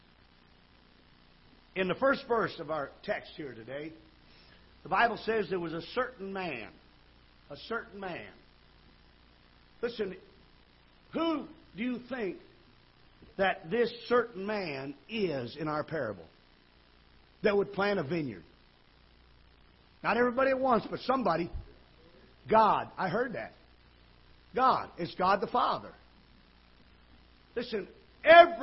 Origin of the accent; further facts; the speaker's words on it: Michigan, United States; now in Missouri, United States; I was brought up in Michigan